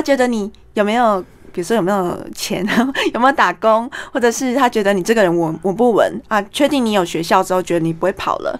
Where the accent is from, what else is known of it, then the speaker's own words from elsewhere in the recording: Taipei, Taiwan; also born or lived in Tokyo; 因为从小就是台北生长大的